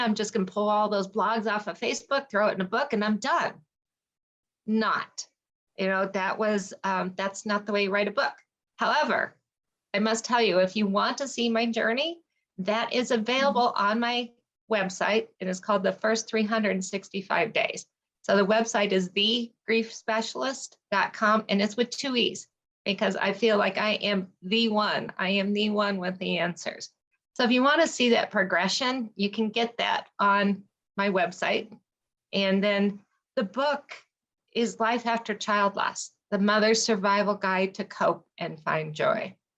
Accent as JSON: {"language": "English", "region": "Colorado", "country": "United States", "tie": "born or raised there", "said": "I am a Colorado native"}